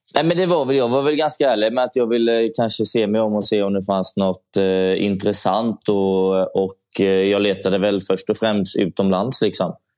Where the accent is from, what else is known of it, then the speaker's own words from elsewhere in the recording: Gothenburg, Västra Götaland, Sweden; jag är från Göteborg, så jag var hemma i Göteborg hela tiden